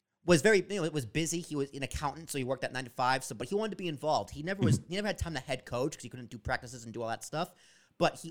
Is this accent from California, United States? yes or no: no; Massachusetts, United States; I was born in Massachusetts